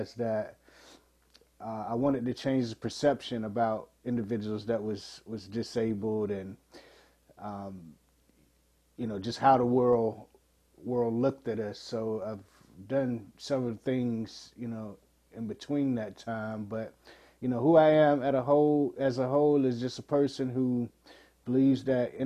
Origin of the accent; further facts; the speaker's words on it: Portsmouth, Virginia, United States; 44 years ago, I was born in Portsmouth, Virginia.